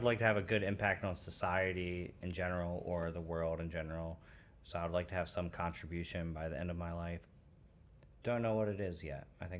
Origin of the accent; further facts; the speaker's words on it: Maryland, United States; I'm from Maryland. I know how to drive.